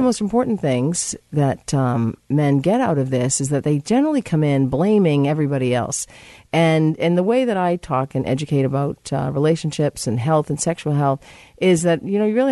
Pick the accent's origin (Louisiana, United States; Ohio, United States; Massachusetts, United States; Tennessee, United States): Massachusetts, United States; moved away; I'm from Massachusetts